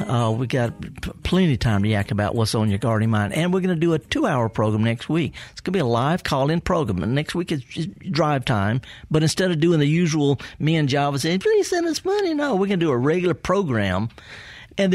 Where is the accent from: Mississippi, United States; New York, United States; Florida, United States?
Mississippi, United States; Indianola; Do you know I'm from Indianola? Yes. Born and raised.